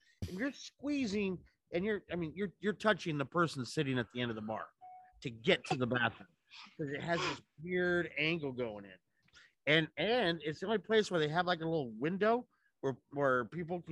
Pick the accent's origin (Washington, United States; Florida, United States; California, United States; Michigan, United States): California, United States; Los Angeles; moved away; also born or lived in San Francisco / Chicago / New York; I'm from Los Angeles. I lived in San Francisco. I lived in Chicago